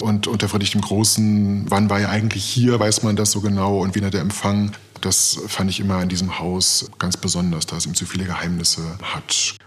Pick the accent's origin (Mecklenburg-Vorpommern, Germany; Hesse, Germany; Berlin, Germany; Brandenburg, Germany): Brandenburg, Germany; Potsdam; Ich bin auch gebürtiger Potsdamer